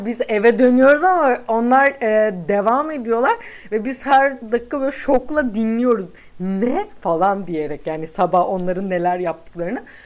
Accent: İzmir, Turkey

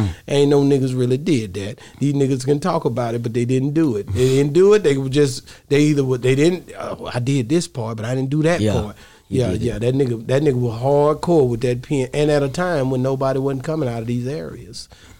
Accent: Texas side, United States; But I'm from the Texas side. 100%. I'm from the Caddo Lake.

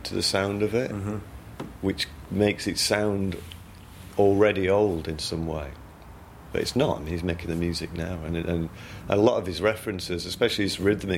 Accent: Yorkshire and the Humber, United Kingdom; I'm from South Yorkshire, so the dialect is similar

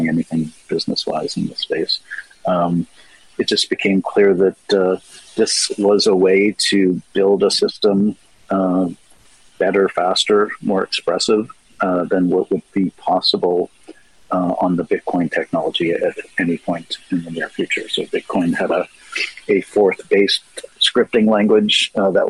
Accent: Toronto, Ontario, Canada; I'm from Toronto

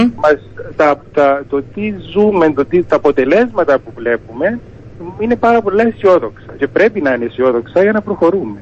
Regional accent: Cyprus; με τον τόπο μου

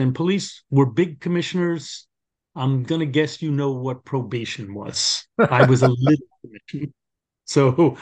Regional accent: New York City, New York, United States; accent: New York; as you can tell from my accent, born and raised in Brooklyn

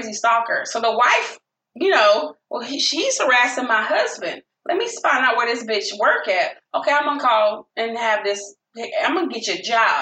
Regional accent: the South, United States; I'm the from the South

